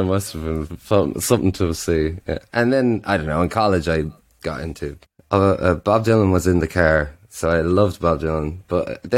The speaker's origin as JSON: {"language": "English", "town": "Drogheda", "region": "Leinster", "country": "Ireland", "tie": "born or raised there", "moved": "as an adult", "lives_now": "Berlin, Germany", "said": "my hometown is in Drogheda on the East Coast"}